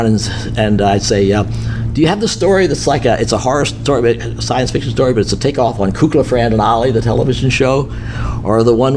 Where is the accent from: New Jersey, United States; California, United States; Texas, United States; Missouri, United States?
Missouri, United States; Jackson; my hometown of Jackson, Missouri